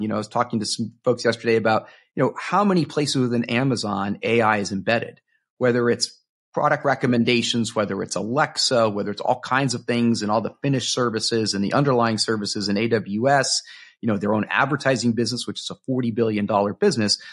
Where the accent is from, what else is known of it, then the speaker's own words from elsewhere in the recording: Miami, Florida, United States; now in Seattle, United States; I grew up in Miami, Florida